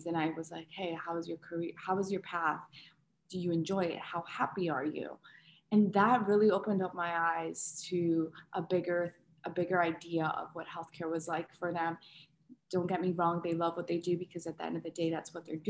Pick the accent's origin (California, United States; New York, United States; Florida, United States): Florida, United States; West Palm Beach; moved away as an adult; now in Orlando, United States; my hometown, which is West Palm Beach, Florida